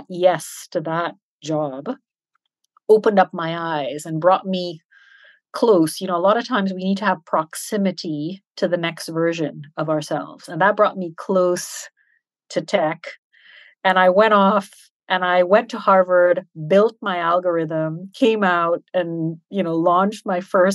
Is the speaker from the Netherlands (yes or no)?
no; Switzerland; also born or lived in Canada / Trinidad and Tobago; now in Dubai, United Arab Emirates; I was educated and brought up in Europe, in Switzerland